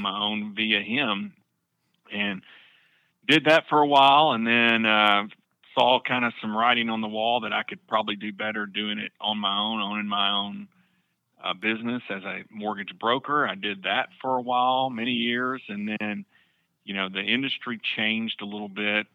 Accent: Camden, Arkansas, United States; now in Northwest Arkansas, United States; I grew up in Camden, about four doors down from the Harrells

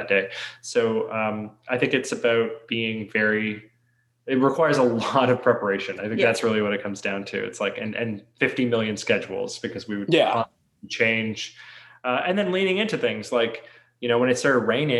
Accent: Toronto, Ontario, Canada; we're from Toronto

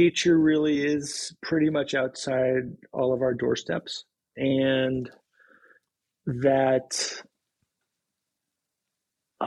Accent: Boston, Massachusetts, United States; moved away as an adult; also born or lived in Maine; now in Seattle, United States; I'm from Boston

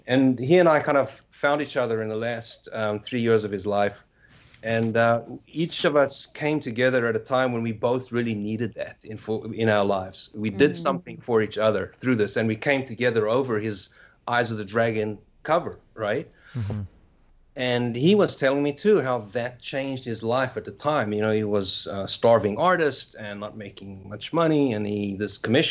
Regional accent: South Africa; moved away; I'm from South Africa, so I was still in South Africa at this time

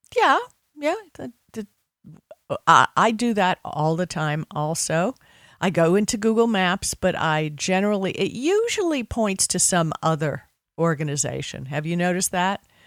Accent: Miami Beach, Florida, United States; I grew up on Miami Beach

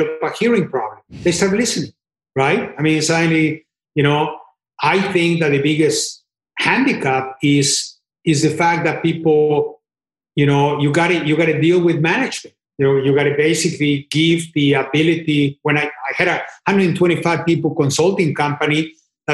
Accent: Mexico; moved away as an adult; I was born in Mexico and I worked in Japan and in Brazil and everywhere else.

